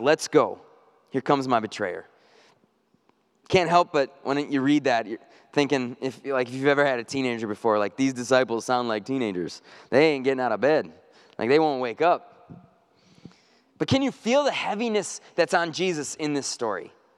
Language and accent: English; North Woods, United States; I grew up in the North Woods.